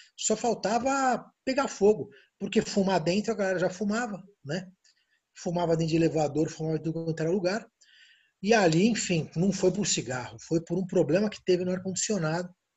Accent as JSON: {"language": "Portuguese", "country": "Brazil", "said": "eu sou brasileiro"}